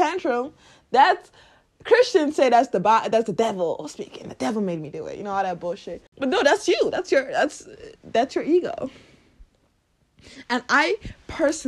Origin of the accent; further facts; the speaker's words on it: Lagos, Nigeria; I was born and raised in Nigeria, Lagos